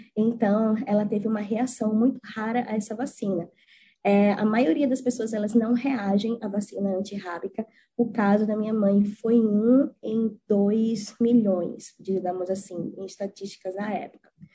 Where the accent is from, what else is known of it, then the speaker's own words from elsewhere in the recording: Maceió, Alagoas, Brazil; moved away as an adult; now in New Zealand; eu nunca pensei em sair da minha terra de Maceió